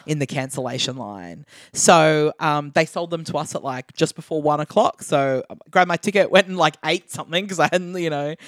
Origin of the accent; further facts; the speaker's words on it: Australia; as an Australian person